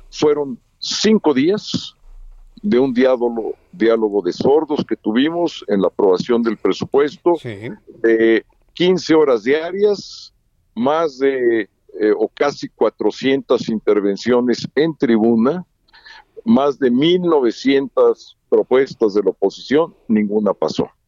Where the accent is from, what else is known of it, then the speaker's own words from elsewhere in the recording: Mexico; estamos ahí porque somos mexicanos, porque eso es lo que realmente cuenta